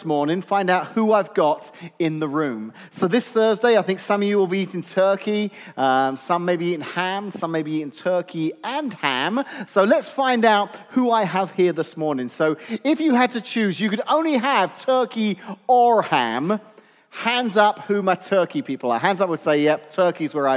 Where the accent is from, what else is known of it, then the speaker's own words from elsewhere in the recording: England, United Kingdom; now in United States; as an Englishman that now lives in America